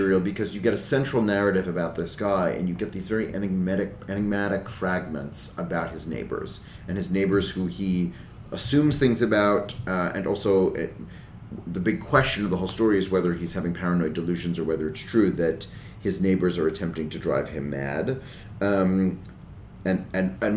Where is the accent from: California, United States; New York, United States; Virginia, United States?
New York, United States; I grew up in New York